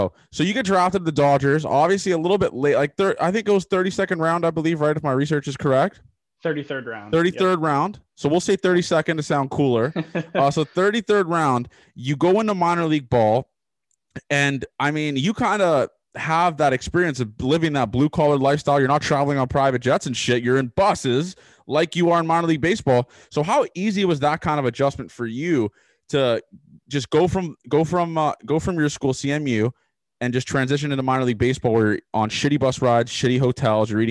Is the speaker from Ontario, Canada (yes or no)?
yes; Toronto, Ontario, Canada; I'm from Toronto